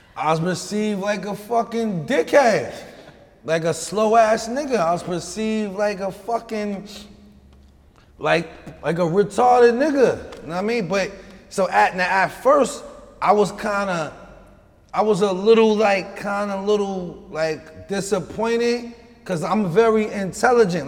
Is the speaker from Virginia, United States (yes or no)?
no; New York City, New York, United States; also born or lived in Houston, Texas; I'm from Long Island City, Queens.